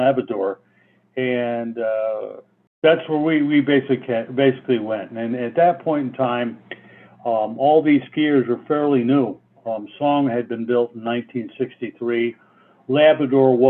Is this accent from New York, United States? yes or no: yes; Liverpool, New York, United States; I grew up in Liverpool, New York, which is outside of Syracuse